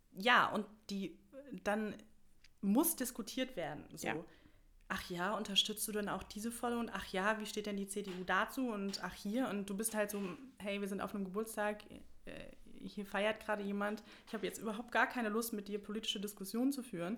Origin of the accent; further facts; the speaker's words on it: Bad Vilbel, Hesse, Germany; komme aus Bad Vilbel. Das ist direkt äh, nördlich von Frankfurt im schönen Wetteraukreis. Und ähm, genau, da bin ich auch, also da wohne ich im Prinzip schon immer, da bin ich auch aufgewachsen